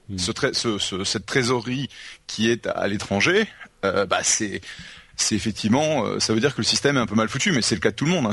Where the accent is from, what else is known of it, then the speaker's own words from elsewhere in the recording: United States; now in France; je suis américain